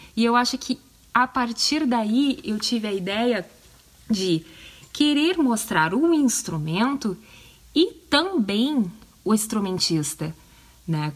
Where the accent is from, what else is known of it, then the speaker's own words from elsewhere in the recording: Porto Alegre, Rio Grande do Sul, Brazil; Eu tenho 34 anos, sou de Porto Alegre, tchê, no Rio Grande do Sul